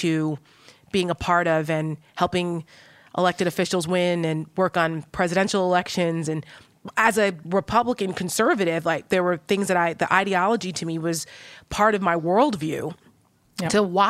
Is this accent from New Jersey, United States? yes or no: yes; New Jersey, United States; Because I'm from Jersey. I grew right. up, you know, I know Donald Trump, right?